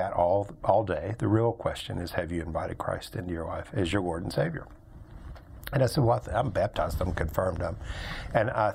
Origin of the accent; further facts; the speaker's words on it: Birmingham, Alabama, United States; I grew up here in Birmingham, went to high school here, ended up going to college at Birmingham Southern College out in the west part of Birmingham